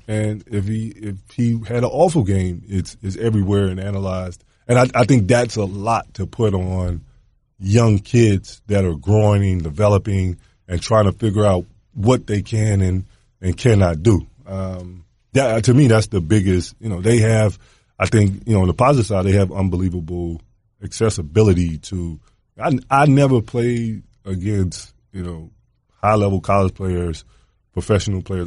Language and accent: English; Atlanta, Georgia, United States; growing up in Atlanta